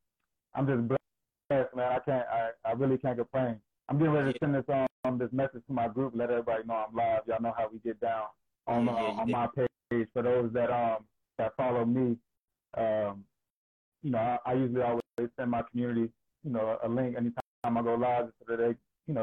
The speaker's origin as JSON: {"language": "English", "region": "Georgia", "country": "United States", "tie": "born or raised there", "moved": "as an adult", "lives_now": "Delaware, United States", "said": "I'm originally from Georgia. I'm a Georgia boy, born and raised in the South all my life"}